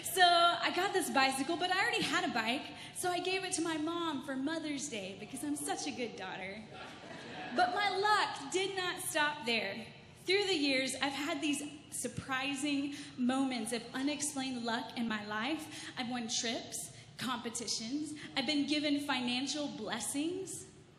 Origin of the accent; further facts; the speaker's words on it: Texas, United States; accent: Texan; now in Canada; So I grew up in Texas. If you can't tell, I have a little bit of an accent. I'm trying to get rid of that and become more Canadian.